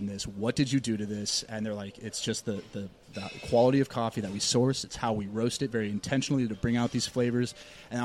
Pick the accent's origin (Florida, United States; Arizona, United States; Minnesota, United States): Minnesota, United States; Plymouth; moved away as an adult; also born or lived in Chicago; I was born and raised in Plymouth in Minnesota